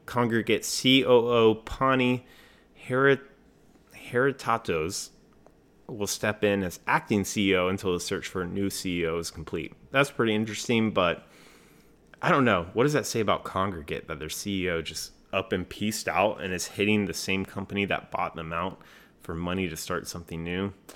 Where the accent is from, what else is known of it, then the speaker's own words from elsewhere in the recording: Raleigh, North Carolina, United States; my hometown, Raleigh, North Carolina